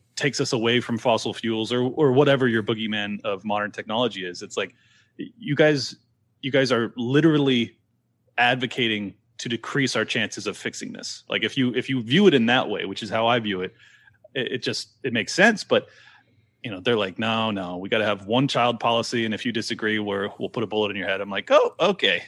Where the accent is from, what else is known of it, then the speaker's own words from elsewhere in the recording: San Diego, California, United States; born and raised in San Diego